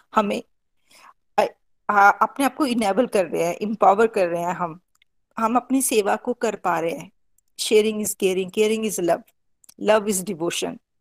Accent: Pathankot, Punjab, India; now in Bangalore, India; पठानकोट से बेसिकली मैं पठानकोट से हूँ और बेंगलोर में हम सेटल्ड

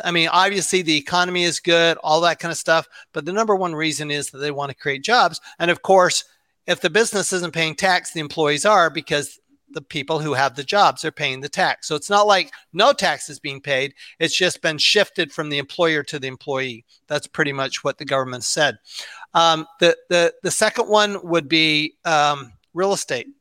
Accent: Salt Lake City, Utah, United States; I grew up in Salt Lake City, Utah.

